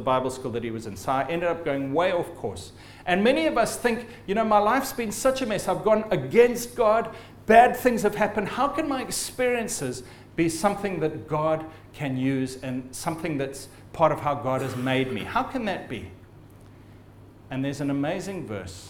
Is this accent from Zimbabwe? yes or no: yes; Zimbabwe; I'm of Scottish descent, but I was born in Zimbabwe